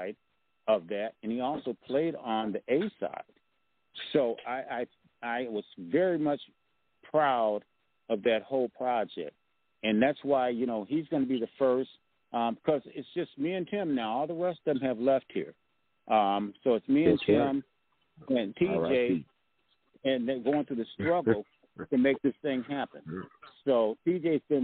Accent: Grand Rapids, Michigan, United States; born or raised there

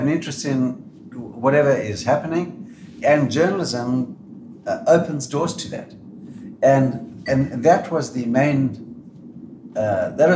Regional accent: Zimbabwe; now in Australia; I was born in Rhodesia

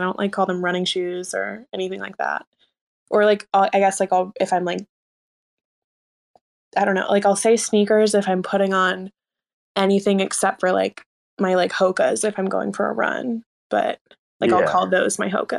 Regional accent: California, United States; No, I actually I was born in California and my whole family is like from the West Coast.

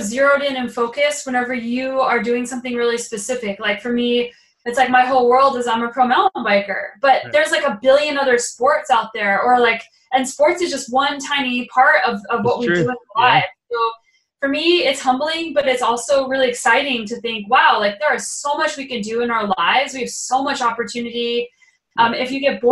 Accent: New Mexico, United States; also born or lived in Boulder, Colorado; now in Canada; I was living in Boulder, Colorado for 8 years, and I grew up in New Mexico where it's sunny all the time

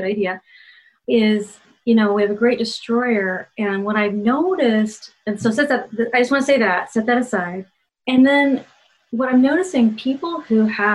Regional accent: Ohio, United States; I grew up in Ohio where politeness is so important. Midwestern politeness

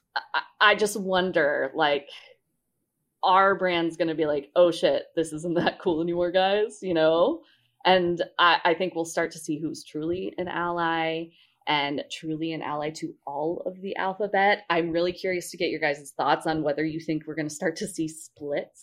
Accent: Colorado, United States; I'm from Colorado

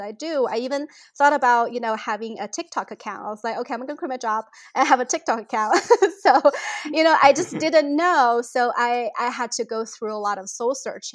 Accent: China; moved away as an adult; now in St. Louis, United States; I grew up in China

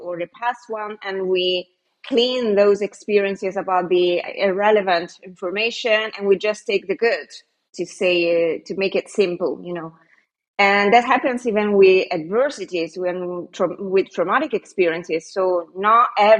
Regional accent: Italy; moved away as an adult; also born or lived in Canary Islands, Spain; I'm Italian. I live in Italy now, but I have lived 4 years in Spain, in one of the Canary Islands

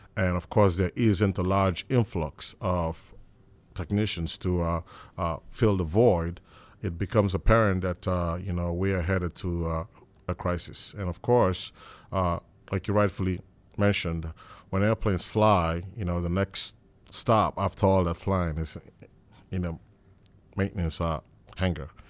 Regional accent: Nigeria; as a little boy growing up in Nigeria

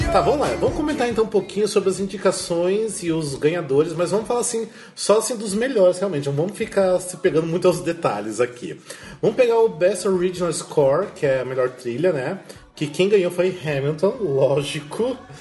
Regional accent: Brazil; como brasileiro

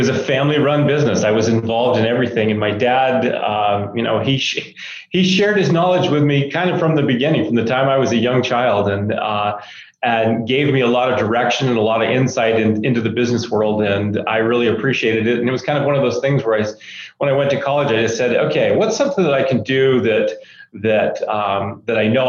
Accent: Maine, United States; moved away as an adult; now in Utah, United States; I was born and raised in Maine and came to Utah, went to school out here and have stayed ever since

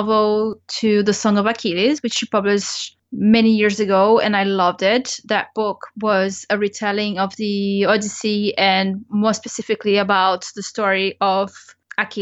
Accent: Brazil; moved away; I grew up in Brazil

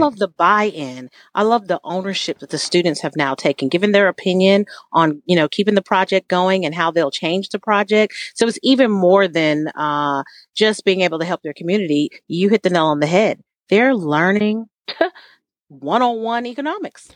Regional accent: San Diego, California, United States; I'm from California, but I'm from San Diego

